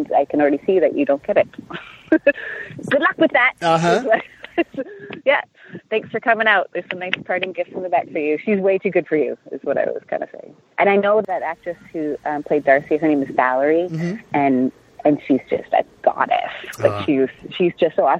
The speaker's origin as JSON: {"language": "English", "country": "Canada", "said": "as a Canadian actor"}